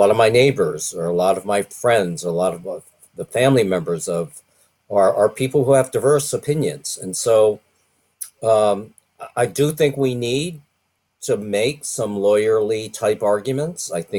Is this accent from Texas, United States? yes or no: yes; Rio Grande Valley, Texas, United States; now in Washington, United States; I've lived and worked mainly in Washington, although I grew up here in the Rio Grande Valley, like Sister Norma.